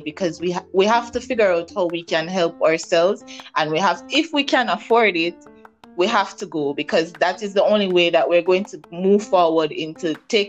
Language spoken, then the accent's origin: English; Jamaica; I'm from Jamaica. I live in Jamaica.